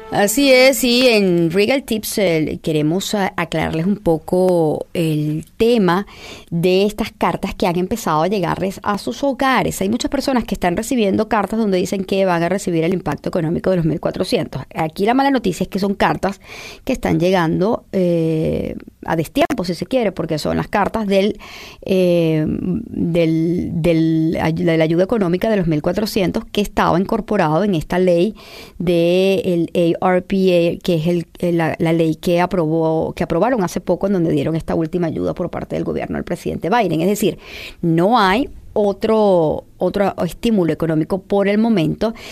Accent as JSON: {"language": "Spanish", "country": "Venezuela", "said": "como venezolana"}